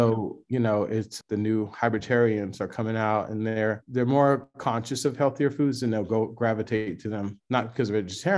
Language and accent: English; Los Angeles, California, United States; now in Atlanta, United States; I'm a kid from South Central Los Angeles